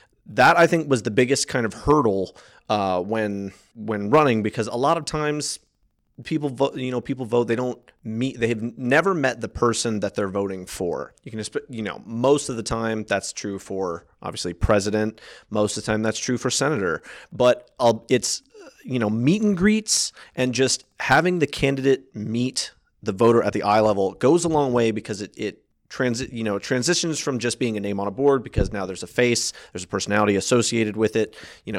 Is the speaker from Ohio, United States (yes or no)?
no; Maryland, United States; I was born and raised in Frederick County. I was born at FMH. Went to Brunswick High School, went to Hood College. So my entire education has been within Frederick County.